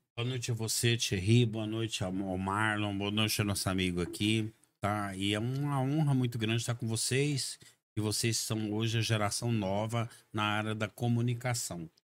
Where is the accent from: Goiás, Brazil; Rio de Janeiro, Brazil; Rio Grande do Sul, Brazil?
Goiás, Brazil; Goiânia; also born or lived in Uberlândia, Minas Gerais / Itumbiara, Goiás; now in Caldas Novas, Brazil; Eu sou natural da cidade de Goiânia, minha família é toda na cidade de Goiânia